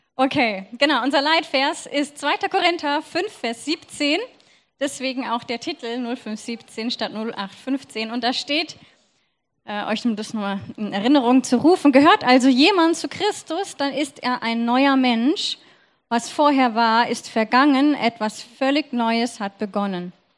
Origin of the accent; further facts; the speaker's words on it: Germany; ich bin Deutsche